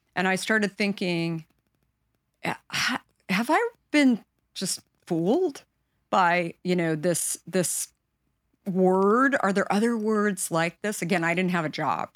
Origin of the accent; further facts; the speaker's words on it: Arizona, United States; I grew up in Arizona